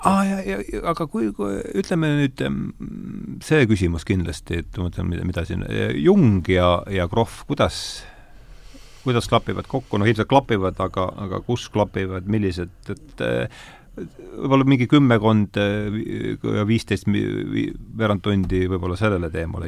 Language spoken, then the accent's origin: Estonian; Rakvere, Lääne-Viru County, Estonia; ma olen Rakverest pärit